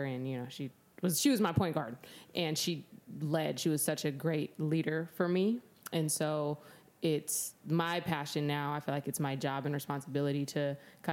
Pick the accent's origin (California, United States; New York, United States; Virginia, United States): California, United States; San Diego; also born or lived in Albany, Oregon / Salem, Oregon; we all moved to San Diego. And then I grew up here, went to high school here, and went to college at UCLA, and then came back and finished at San Diego State. So, San Diego through and through